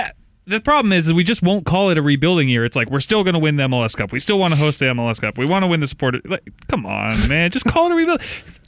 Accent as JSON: {"language": "English", "country": "United States", "said": "I'm an American."}